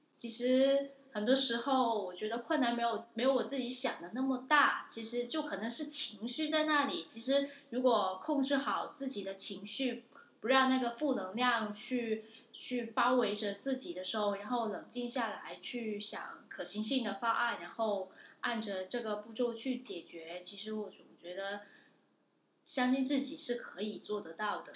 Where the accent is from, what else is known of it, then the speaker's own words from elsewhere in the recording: Guangdong, China; moved away as an adult; now in Newcastle, United Kingdom; 我是来自广东的。我是二零一五届纽卡斯尔大学硕士研究生